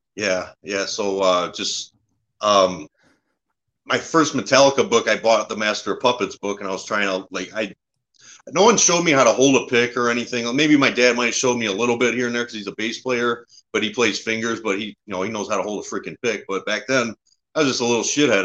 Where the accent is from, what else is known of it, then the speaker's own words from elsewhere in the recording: Warren, Michigan, United States; also born or lived in Harrison Township, Michigan; I grew up in uh, Warren, Michigan. It's uh, a little bit north of Detroit.